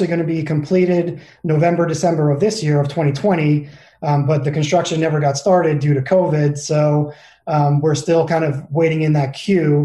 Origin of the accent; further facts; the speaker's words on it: New York, United States; moved away as an adult; also born or lived in Arizona / San Diego; now in Phoenix, United States; I grew up in New York. I came out to Arizona for college